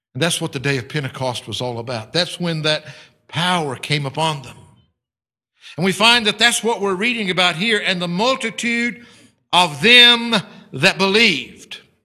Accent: United States; moved away as an adult; I am an American

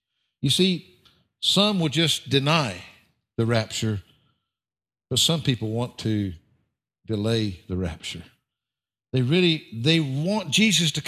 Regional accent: the South, United States; I'm from the South

